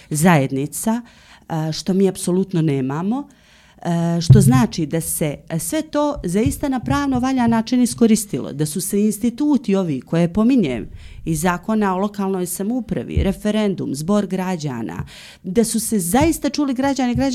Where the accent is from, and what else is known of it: Montenegro